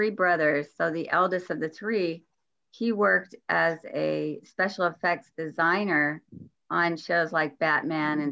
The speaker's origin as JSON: {"language": "English", "town": "Los Angeles", "region": "California", "country": "United States", "tie": "born or raised there", "also_born_or_lived": "San Fernando Valley", "said": "I was born and raised in Hollywood, California. And so I spent most of my life in Hollywood and the San Fernando Valley"}